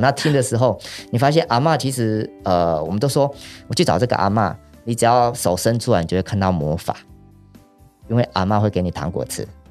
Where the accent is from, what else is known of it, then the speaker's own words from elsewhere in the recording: Yilan, Yilan County, Taiwan; accent: Yilan accent; 是在宜兰这块土地上长大。嗯哼。那现在是在礁溪这边种稻子